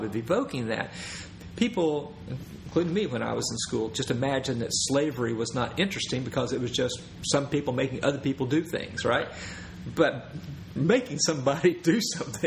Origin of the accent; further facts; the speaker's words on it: East Tennessee, United States; And I grew up in East Tennessee. This is what this accent you hear.